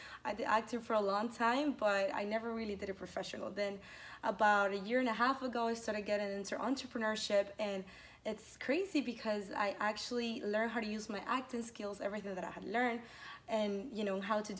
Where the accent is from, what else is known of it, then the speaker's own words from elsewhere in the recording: Venezuela; In Venezuela.